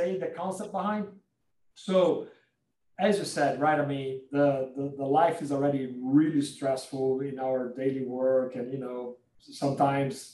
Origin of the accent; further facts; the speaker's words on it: Brazil; I'm from Brazil.